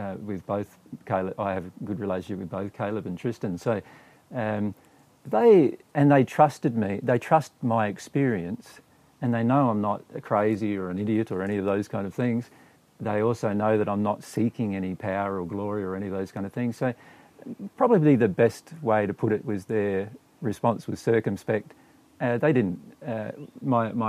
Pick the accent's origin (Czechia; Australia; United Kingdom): Australia; Riverland, South Australia; in the Riverland town in which we were growing up in South Australia